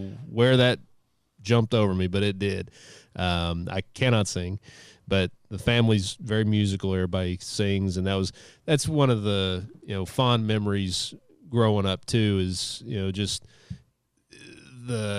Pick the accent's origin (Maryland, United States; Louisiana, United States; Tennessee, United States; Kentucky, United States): Kentucky, United States; Ashland; I grew up in Ashland, Kentucky, and close family